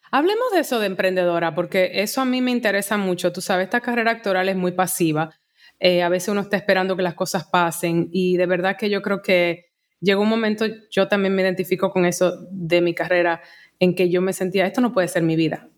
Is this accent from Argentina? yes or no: no; Santo Domingo, Dominican Republic; moved away as an adult; also born or lived in Elizabeth, New Jersey, United States / New York, United States; yo llegué a Santo Domingo con dos años, me crié en Santo Domingo